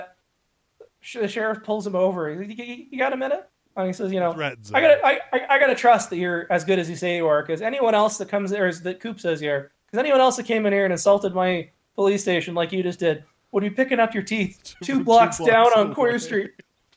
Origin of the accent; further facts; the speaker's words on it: Victoria, British Columbia, Canada; I'm from the Pacific. Like I grew up on Victoria and I spent a lot of time around that part of the world